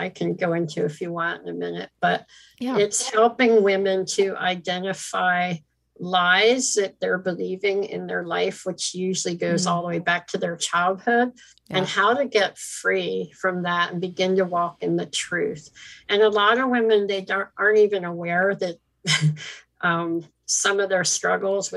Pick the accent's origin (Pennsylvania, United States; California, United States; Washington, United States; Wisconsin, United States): Pennsylvania, United States; Philadelphia; moved away as an adult; also born or lived in China / Hong Kong / Philippines; I'm from Philadelphia